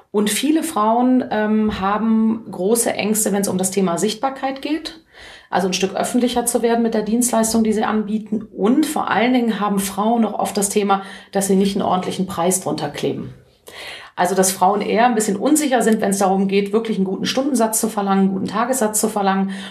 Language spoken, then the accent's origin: German; Cologne, North Rhine-Westphalia, Germany; ich freue mich einfach, äh, als Kölnerin in Köln sprechen zu können